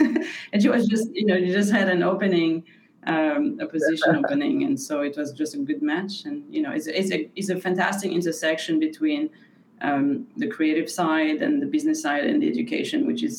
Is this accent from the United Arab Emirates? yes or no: no; France; moved away as an adult; also born or lived in Brazil / Asia; now in Winston-Salem, United States; I was born in Brazil, grew up in France. And then after my master's in Chinese studies, I went to Asia.